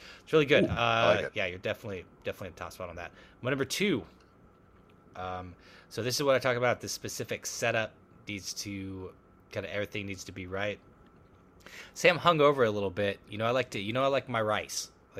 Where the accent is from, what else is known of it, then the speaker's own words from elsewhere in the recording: Topeka, Kansas, United States; Growing up in Topeka, Kansas